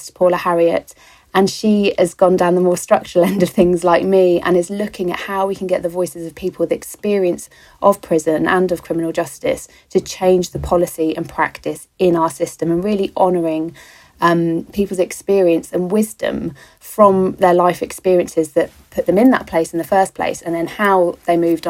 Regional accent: London, United Kingdom; I was born on the Thames, obviously in some romantic teenage fantasy, literally on the banks, but no, in a hospital that is on the Thames

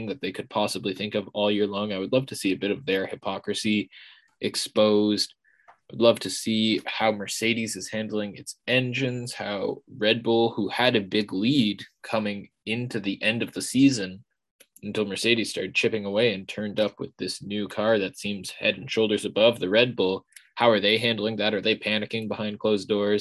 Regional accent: Canada; being Canadian as the two of us are

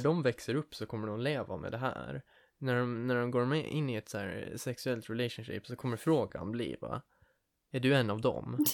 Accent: Åland, Finland; vi som ålänningar, som finländare

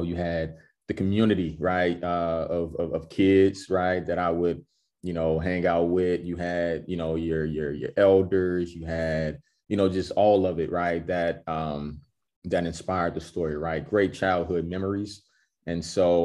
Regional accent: University City, Missouri, United States; I'm from University City, U City

